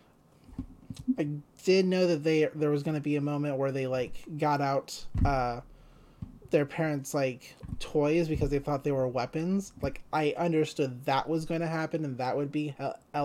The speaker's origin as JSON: {"language": "English", "country": "United States", "said": "as an American"}